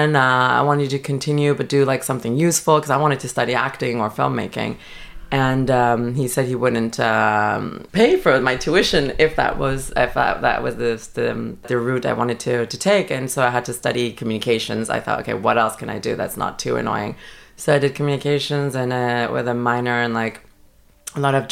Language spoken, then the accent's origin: English; Paris, Île-de-France, France; now in London, United Kingdom; I grew up in Paris. I feel very French.